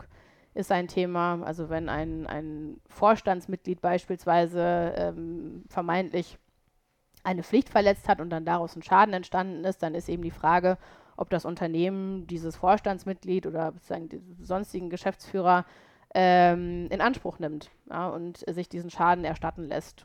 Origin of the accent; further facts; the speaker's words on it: Paderborn, North Rhine-Westphalia, Germany; moved away as an adult; also born or lived in Cologne; now in Düsseldorf, Germany; ich komme ja aus Ostwestfalen, aus Paderborn